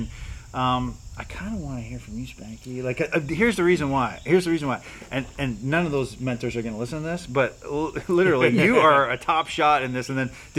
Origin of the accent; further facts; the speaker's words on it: Canada; everyone knows I'm Canadian